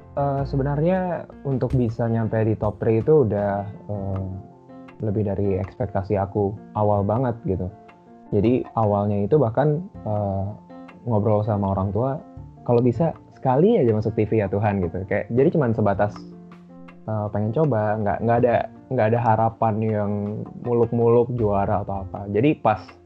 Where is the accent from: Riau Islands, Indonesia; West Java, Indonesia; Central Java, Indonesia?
Riau Islands, Indonesia; Batam; moved away; aku dari kecil di Batam itu udah sering ikut lomba-lomba nyanyi